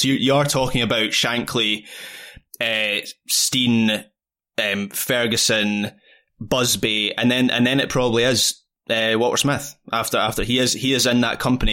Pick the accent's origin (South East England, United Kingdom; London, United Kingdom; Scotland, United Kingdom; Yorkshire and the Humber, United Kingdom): Scotland, United Kingdom; As a, as a Scottish football fan